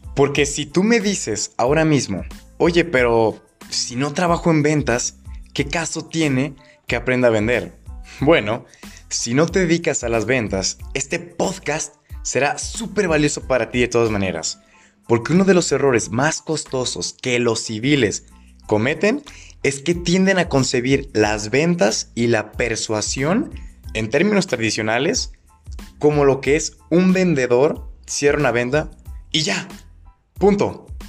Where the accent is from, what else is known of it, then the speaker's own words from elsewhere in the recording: Guadalajara, Jalisco, Mexico; soy de Guadalajara, Jalisco, México